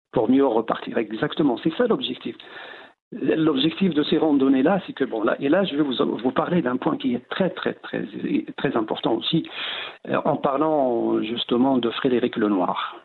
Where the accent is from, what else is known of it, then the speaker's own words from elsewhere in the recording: Tinghir, Drâa-Tafilalet, Morocco; dans mon village natal, la Tinrer. Donc, on a est situé entre deux massifs, l'anti-Atlas d'un côté et le haut Atlas.